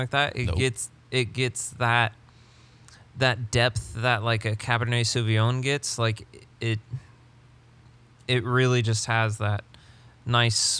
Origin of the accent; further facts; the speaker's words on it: England, United Kingdom; I'm English